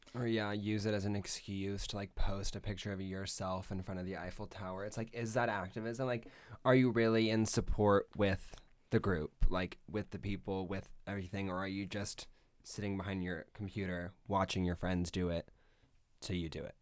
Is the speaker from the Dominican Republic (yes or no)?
no; Las Vegas, Nevada, United States; now in Eugene, United States; I'm from Las Vegas, and I went to Centennial High School